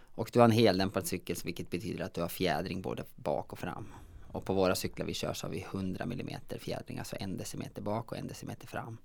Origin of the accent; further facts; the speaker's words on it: Säter, Dalarna County, Sweden; Jag är ju från Säter i Dalarna